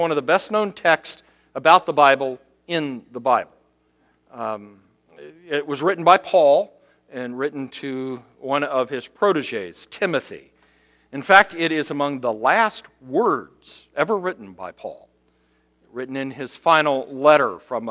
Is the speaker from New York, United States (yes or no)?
no; Cincinnati, Ohio, United States; moved away as an adult; now in South Bend, United States; Last week, I went to Cincinnati to visit my mom. Having lived now in South Bend 28 years, I have made that trip back and forth to my hometown so often